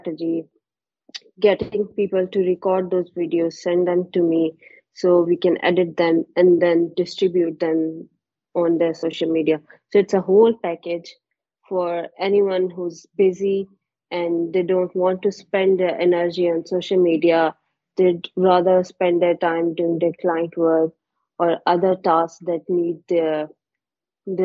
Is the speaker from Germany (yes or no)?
no; Haripur, Khyber Pakhtunkhwa, Pakistan; moved away as an adult; now in Islamabad, Pakistan; I was born in Haripur and we shifted here 3 years ago